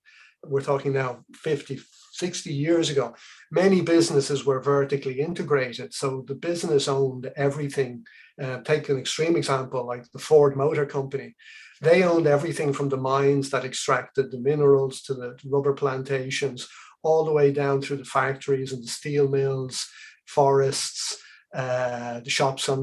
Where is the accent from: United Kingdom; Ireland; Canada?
Ireland; Dublin, Leinster; also born or lived in Aden, Yemen / Asturias, Spain; they brought me back here to Dublin, where I grew up as a child.